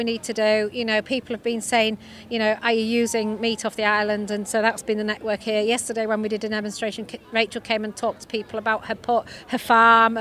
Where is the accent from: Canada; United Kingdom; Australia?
United Kingdom; Yorkshire and the Humber; accent: Yorkshire; I'm from Yorkshire, if you may know by my accent